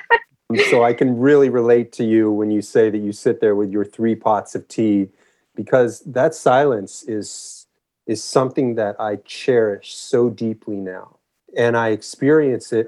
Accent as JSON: {"language": "English", "town": "Los Angeles", "region": "California", "country": "United States", "tie": "born or raised there", "also_born_or_lived": "Santa Cruz, United States / Memphis, United States / Encinitas, United States / San Francisco, United States", "moved": "as an adult", "said": "I grew up in Los Angeles."}